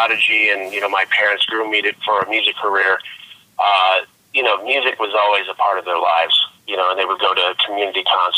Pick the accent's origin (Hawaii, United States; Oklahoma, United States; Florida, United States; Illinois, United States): Illinois, United States; Gurnee; now in New York City, United States; I was born and raised in the Chicago area, a small town, which isn't so small anymore. It's called Gurnee, Illinois